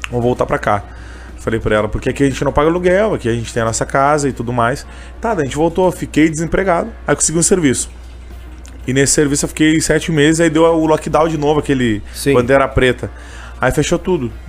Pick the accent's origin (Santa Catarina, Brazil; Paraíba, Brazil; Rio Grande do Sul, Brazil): Rio Grande do Sul, Brazil; Canoas; Uh, sou de Canoas aqui mesmo.